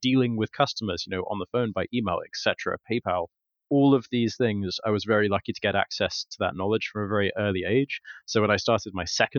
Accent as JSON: {"language": "English", "area": "Kent", "region": "South East England", "country": "United Kingdom", "tie": "born or raised there", "also_born_or_lived": "Warwick", "moved": "as an adult", "lives_now": "London, United Kingdom", "said": "From 6 to 18, I lived in the countryside in deepest, darkest Kent"}